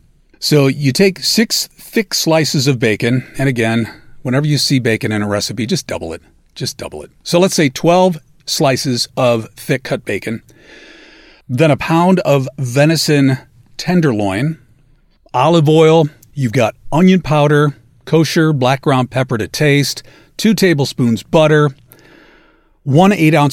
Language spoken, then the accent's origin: English; Midwest, United States; I come from the Midwest. Love the Midwest farming community.